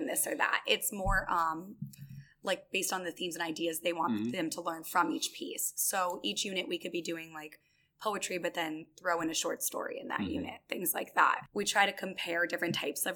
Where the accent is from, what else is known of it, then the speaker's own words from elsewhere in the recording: Worcester, Massachusetts, United States; I grew up in the Worcester area